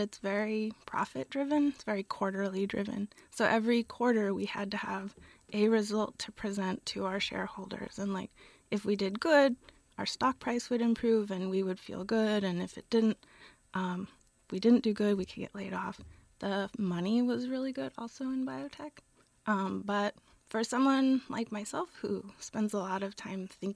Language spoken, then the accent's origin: English; Gilroy, California, United States; now in Berkeley, United States; I'm from Gilroy, California